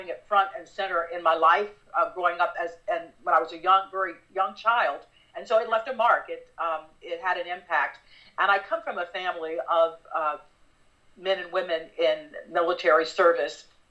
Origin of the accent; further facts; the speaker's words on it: West Palm Beach, Florida, United States; moved away; My folks live and I grew up in West Palm Beach